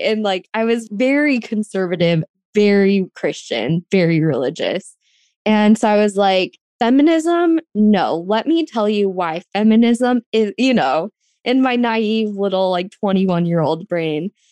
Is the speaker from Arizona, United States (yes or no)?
yes; Arizona, United States; now in Los Angeles, United States; I grew up on a ranch in Arizona, which is in Apache County.